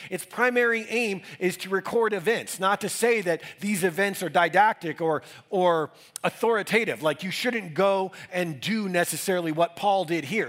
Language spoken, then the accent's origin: English; Northeast, United States; now in Denver, United States; growing up in the Northeast in the 80s and 90s in major cities